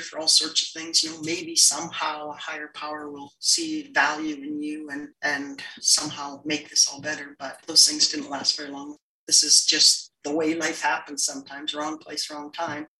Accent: Montney, British Columbia, Canada; I grew up in Montney, BC, which is a small, small farming community outside of Fort St. John, BC

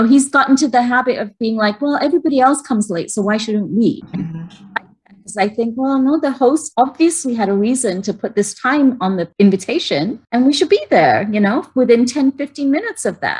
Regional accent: England, United Kingdom; Maybe it was because I grew up in England and was really like, you know, set with the timing thing.

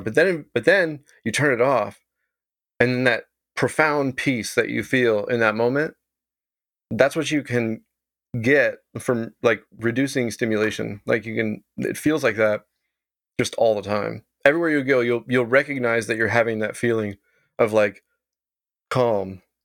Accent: Texas, United States; moved away as an adult; now in Vancouver, Canada; I grew up in Texas

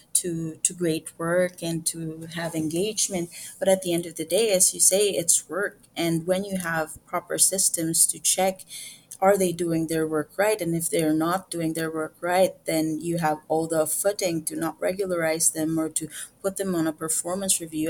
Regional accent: Philippines; as a Filipino woman

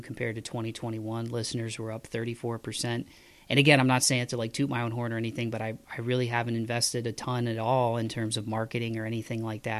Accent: Midwest, United States; I'm from the Midwest

